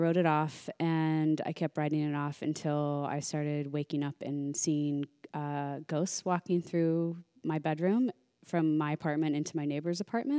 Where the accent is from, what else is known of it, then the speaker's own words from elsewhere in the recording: Midwest, United States; I grew up in the Midwest, like strict Irish Catholic family, went to Catholic school my whole life.